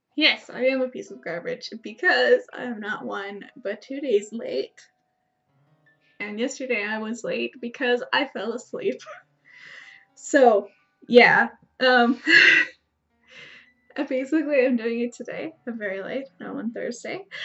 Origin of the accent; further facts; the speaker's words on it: Canada; I'm Canadian